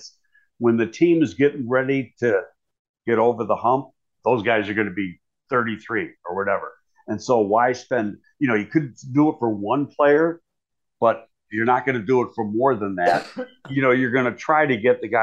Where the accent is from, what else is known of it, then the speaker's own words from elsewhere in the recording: Buffalo, New York, United States; I'm from Buffalo, so I'm a big Bills fan and I watch every game.